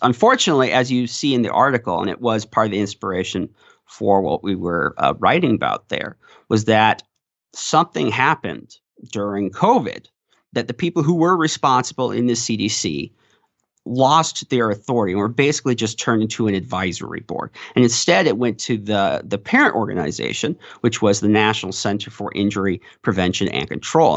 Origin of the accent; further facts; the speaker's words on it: South Dakota, United States; my hometown paper, The Artist's Leader